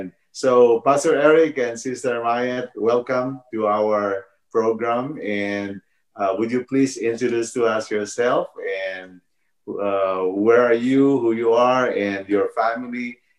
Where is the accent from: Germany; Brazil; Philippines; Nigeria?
Philippines; moved away as an adult; now in North Carolina, United States; I was born in the Philippines, and I moved here in the U.S. in 1995 with my wife, and God blessed us with 2 boys. But now we're residing here in North Carolina